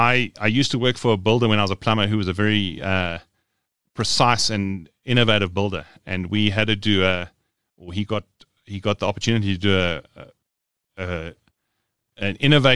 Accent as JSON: {"language": "English", "town": "Johannesburg", "region": "Gauteng", "country": "South Africa", "tie": "born or raised there", "said": "I was born in Johannesburg. I am a Johannesburg man through and through, or boy through and through."}